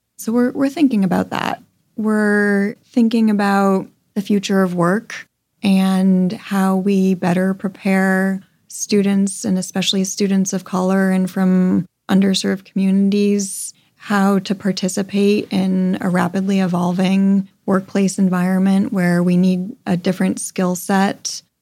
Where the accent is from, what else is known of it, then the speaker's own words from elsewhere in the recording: Connecticut, United States; now in Los Angeles, United States; I grew up in a suburb in Connecticut. I had a very charmed childhood